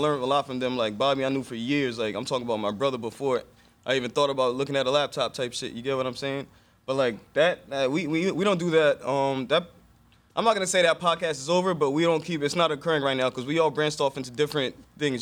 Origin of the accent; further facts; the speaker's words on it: Elmont, New York, United States; also born or lived in Brooklyn, New York / Atlanta, Georgia; now in Harlem, United States; I was born in Brooklyn, like every Haitian. Moved to Long Island when I was seven. I was raised in Elmont